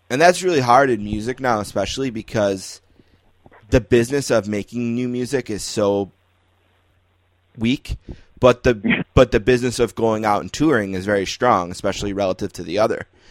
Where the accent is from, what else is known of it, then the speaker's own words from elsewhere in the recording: Buffalo, New York, United States; growing up in Buffalo, okay, like from age one, I was a huge hockey fan